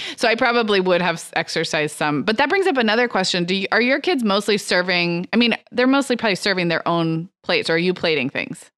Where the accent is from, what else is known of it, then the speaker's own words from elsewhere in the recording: Santa Barbara, California, United States; Santa Barbara, my hometown.